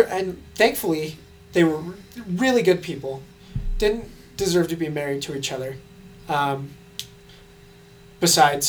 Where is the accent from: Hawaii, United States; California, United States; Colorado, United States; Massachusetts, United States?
Colorado, United States; Thornton; I grew up in Thornton for most of my life